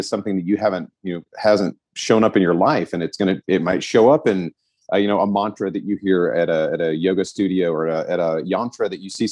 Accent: Southeast, United States; I grew up in the Southeast. So, you know, Christianity was kind of forced on you

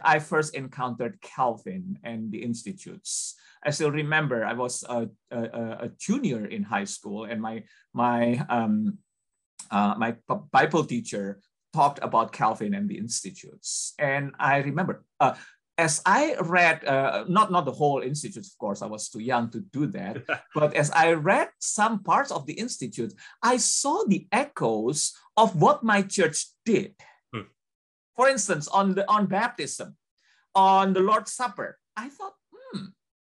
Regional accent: Indonesia; I was born and grew up in Indonesia

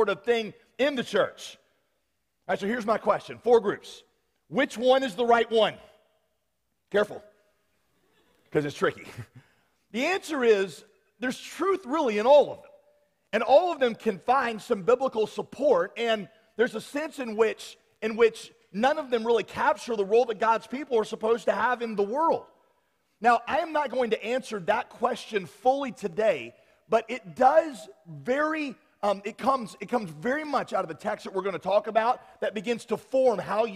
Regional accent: the South, United States; accent: Southern; us here in the South

